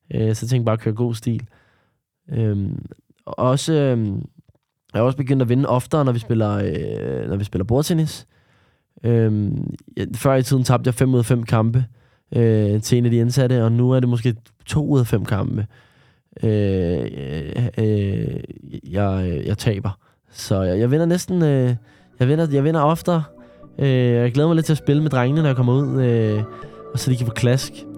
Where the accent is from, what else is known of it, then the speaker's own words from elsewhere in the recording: Denmark; Jeg er opvokset i Danmark, øh, og født i Danmark.